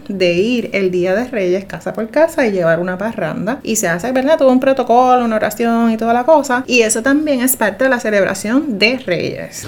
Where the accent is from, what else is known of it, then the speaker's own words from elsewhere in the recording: Juncos, Puerto Rico; mi pueblo en Junco